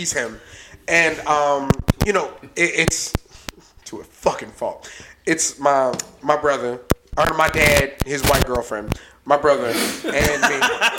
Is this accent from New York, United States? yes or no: no; Maryland, United States; that's where I'm from. We drove by Andrews, which is where I was born. It's weird.